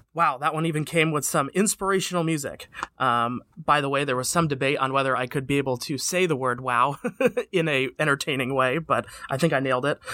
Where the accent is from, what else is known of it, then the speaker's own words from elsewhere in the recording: Vermont, United States; moved away; my hometown, uh, my home state of Vermont